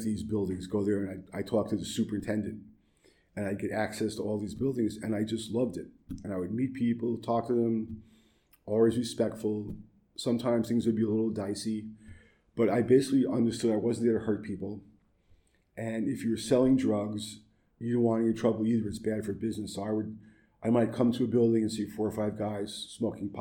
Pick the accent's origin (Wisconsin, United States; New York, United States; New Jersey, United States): New York, United States; New York City; also born or lived in California; growing up in Brooklyn, and for several years I drove a yellow cab.